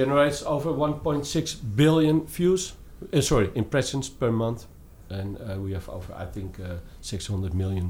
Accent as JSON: {"language": "English", "area": "near Amsterdam", "region": "North Holland", "country": "Netherlands", "said": "I'm from the Netherlands, nearby Amsterdam."}